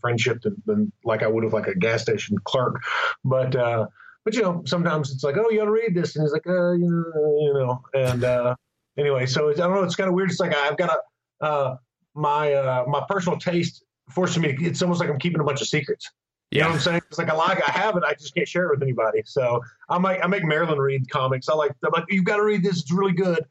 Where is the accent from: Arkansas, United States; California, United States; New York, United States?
Arkansas, United States; Conway; I grew up in Conway, Arkansas.